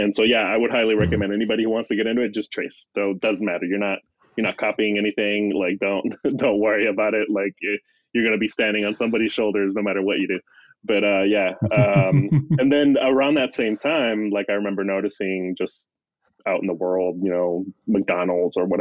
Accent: Mexico; I'm growing up in Mexico

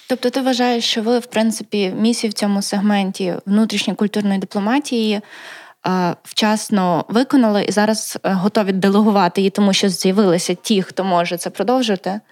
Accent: Lviv, Lviv Oblast, Ukraine; Перший раз виїхала я з Львівської області, е, я народжена у Львові. Це було, мабуть, мені було років 10

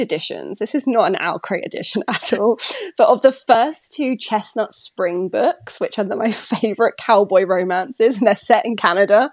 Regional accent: United Kingdom; as a British person

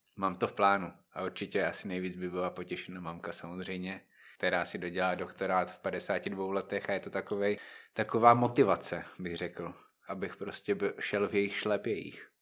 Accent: Znojmo, South Moravian Region, Czechia; moved away as an adult; now in Brno, Czech Republic; znojmák, samozřejmě. Znojmo je prostě moje rodné město, ale teďka už většinu času trávím v Brně.

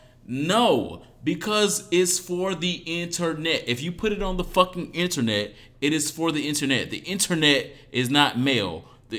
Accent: Detroit, Michigan, United States; also born or lived in Dallas / Dominican Republic; And I'm from Detroit, by the way of Dallas, by the way of Dominican Republic.

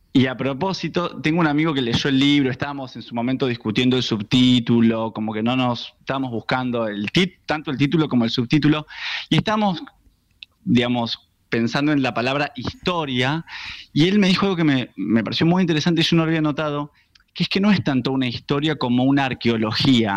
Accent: Buenos Aires, Argentina; los argentinos

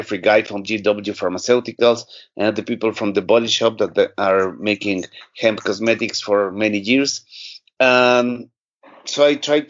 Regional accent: Mexico City, Mexico; I am from Mexico City.

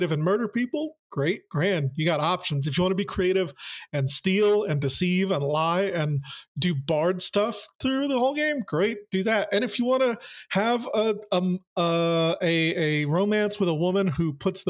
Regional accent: the South, United States; Growing up in the South

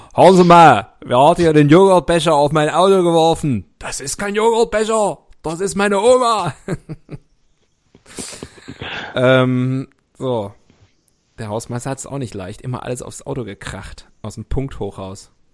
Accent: West Germany, Germany; Ich bin ja im Rheinhaus groß geworden. Wie ein guter Was? Also Westler

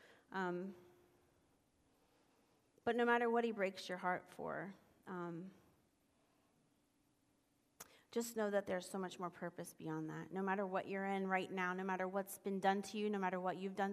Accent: Columbus, Ohio, United States; my hometown of Columbus, Ohio

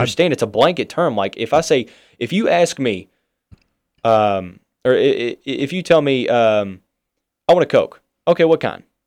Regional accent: Louisville, Kentucky, United States; we're from Louisville.

